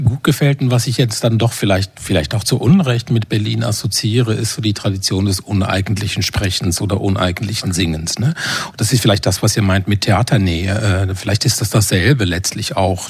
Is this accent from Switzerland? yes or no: yes; Switzerland; moved away; meiner Heimat der Schweiz